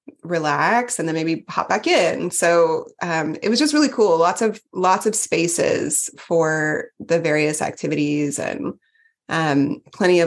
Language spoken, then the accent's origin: English; Texas, United States; I was from Texas